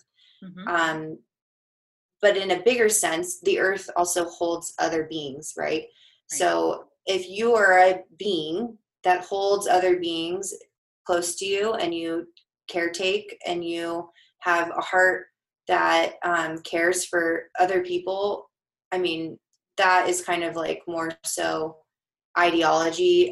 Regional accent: Denver, Colorado, United States; I'm from Denver

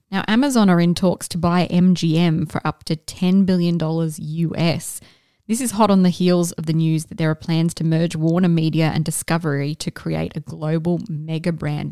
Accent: Scotland, United Kingdom; I am Scottish

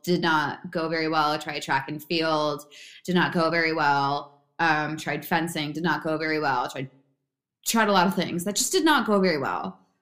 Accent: Bedminster, New Jersey, United States; I'm originally from uh, Bedminster, New Jersey

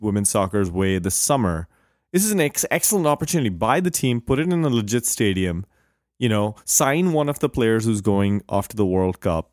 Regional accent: India; moved away; growing up in India

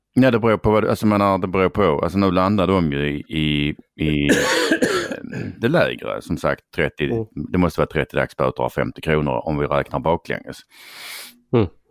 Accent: Skåne, Sweden; Jag har ju varit skåning, eller vi har varit skåningar i stort sett alltid

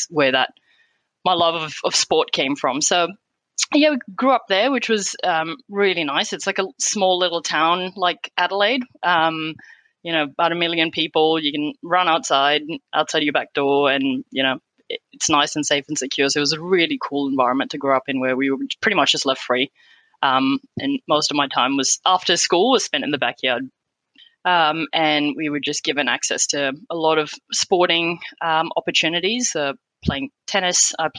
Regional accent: Qatar; Yeah, so I was born and raised in Qatar. My parents moved there back in the 70s and we're originally from India. So we'd go back to India every year for school holidays.

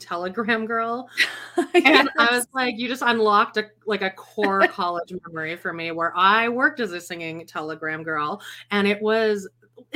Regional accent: Canada; moved away as an adult; also born or lived in New York; I'm Canadian

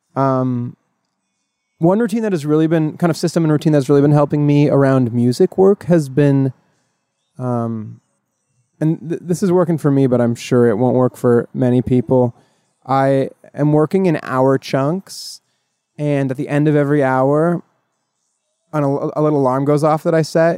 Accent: northern Oregon, United States; moved away as an adult; also born or lived in Miami; I'm from upstate, upstate Oregon. I don't know if people say that, but from very northern, northern part of Oregon

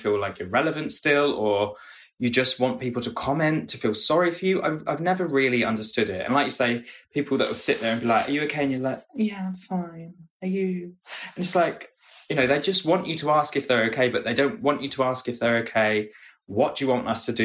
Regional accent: United Kingdom; And me as a British person

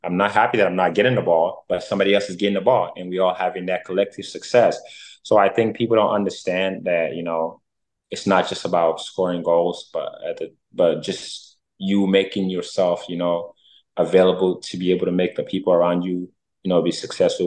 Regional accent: United States; I was raised in America

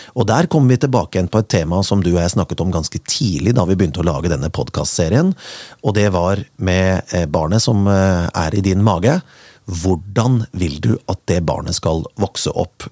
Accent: Kongsberg, Buskerud, Norway; Jeg kommer fra Kongsberg med opp mot 2,5 til 3 meter snø på vinteren

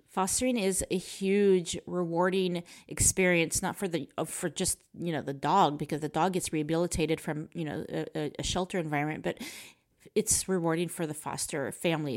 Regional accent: United States; I'm American

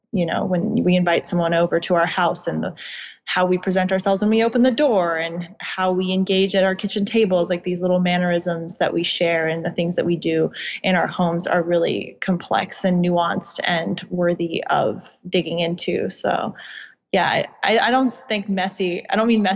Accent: suburbs of DC, Virginia, United States; I did grow up in Virginia. I grew up in the suburbs of DC

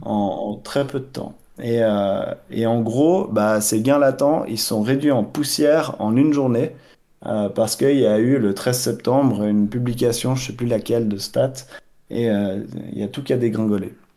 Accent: Switzerland; j'ai grandi en Suisse, j'adore ce pays

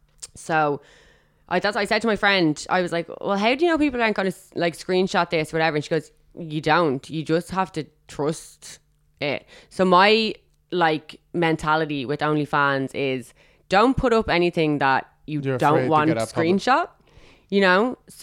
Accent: Dublin, Leinster, Ireland; Dublin. Rathfarnham.

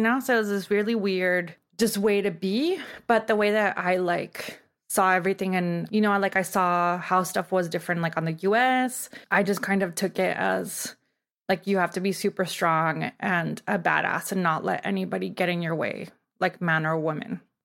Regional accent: Tijuana, Baja California, Mexico; now in Los Angeles, United States; I grew up in Tijuana, and I guess now I would be, like, third generation from Tijuana, and I grew up living in Mexico but going to school in the U S

